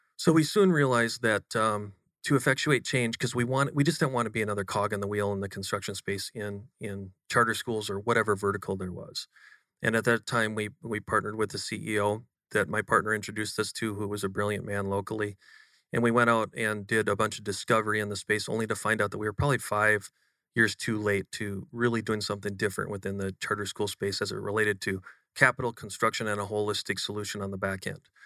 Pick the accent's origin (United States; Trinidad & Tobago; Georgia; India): United States; Western Wisconsin; moved away as an adult; now in Austin, United States; grown up in a very humble part of uh, Western Wisconsin, just just east of Minneapolis, um, 2,000 people